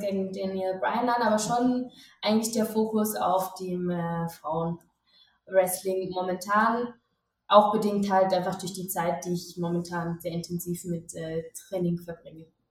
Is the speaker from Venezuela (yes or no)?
no; Switzerland; moved away as an adult; now in Mexico City, Mexico; ich bin Schweizerin ähm, und ich habe vorher im Marketing in der Schweiz gearbeitet.